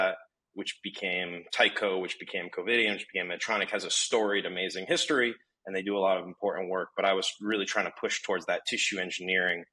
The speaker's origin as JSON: {"language": "English", "region": "Connecticut", "country": "United States", "tie": "born or raised there", "said": "I'm Connecticut born and bred."}